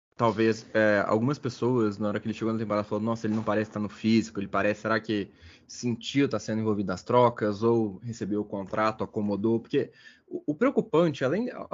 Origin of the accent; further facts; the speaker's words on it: Belo Horizonte, Minas Gerais, Brazil; A gente é de Belo Horizonte